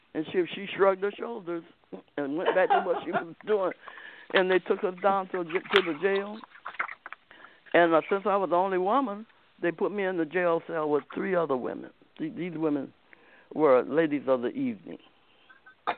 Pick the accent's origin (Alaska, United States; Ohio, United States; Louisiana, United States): Ohio, United States; Akron; moved away; Akron, Ohio